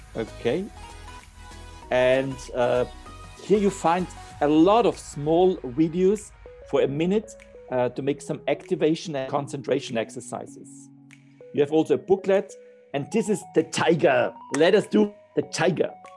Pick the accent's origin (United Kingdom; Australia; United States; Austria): Austria; I'm from Austria